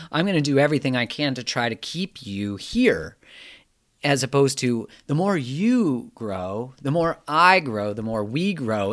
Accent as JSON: {"language": "English", "country": "Canada", "said": "I'm from Canada"}